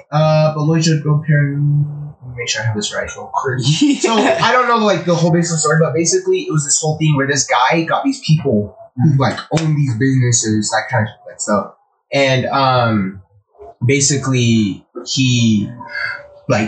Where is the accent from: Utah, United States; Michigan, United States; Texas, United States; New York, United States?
Utah, United States; Orem; I was born in Orem